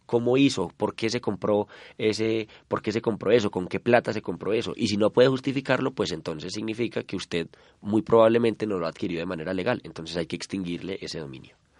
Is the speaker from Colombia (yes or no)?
yes; Colombia; como colombianos